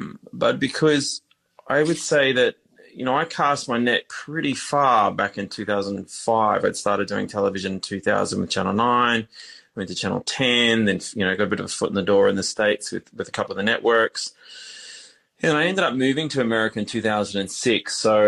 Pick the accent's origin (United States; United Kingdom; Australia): Australia; Queensland; I grew up, ultimately ended up growing up in Queensland anyway for the best part of my earlier childhood from the age of, say, three through to 13.